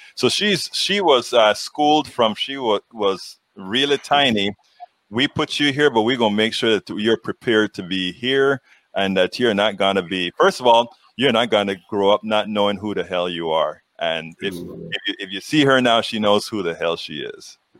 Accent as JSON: {"language": "English", "country": "Panama", "moved": "yes", "said": "I'm from Panama in, and I lived among, uh, you know, Americans. There are a lot of Americans in Panama and the Canal Zone"}